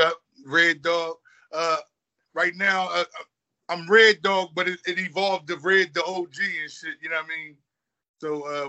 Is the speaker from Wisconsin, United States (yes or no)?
no; Philadelphia, Pennsylvania, United States; I'm from Silver Street